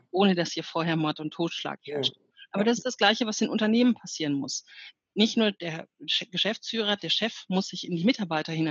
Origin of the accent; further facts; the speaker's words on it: North Rhine-Westphalia, Germany; Ich bin aufgewachsen im Ruhrgebiet und mein Vater war auf der Zeche und mhm.